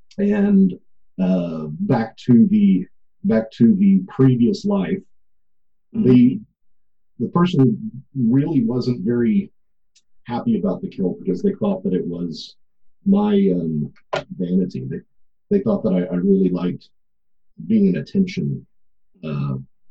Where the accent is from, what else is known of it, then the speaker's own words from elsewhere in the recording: Corpus Christi, Texas, United States; now in Fort Worth, United States; I live in Fort Worth, but I'm a South Texas boy. I'm from Corpus Christi.